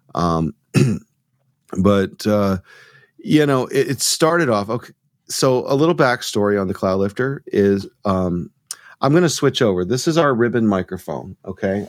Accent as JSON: {"language": "English", "town": "Rome", "region": "Georgia", "country": "United States", "tie": "born or raised there", "moved": "as an adult", "lives_now": "Tucson, United States", "said": "I'm from Georgia too. So I, okay. I grew up in uh, outside of Rome"}